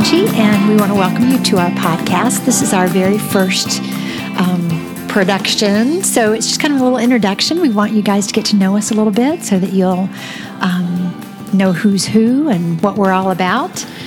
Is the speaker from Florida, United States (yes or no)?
yes; Florida, United States; moved away as an adult; also born or lived in Seattle; now in Michigan, United States; I grew up in Florida, and um, and I loved that.